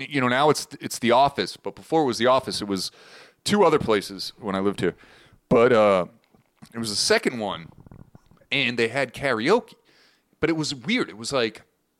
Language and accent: English; Boston, Massachusetts, United States; I remember in my hometown, we had a cable access.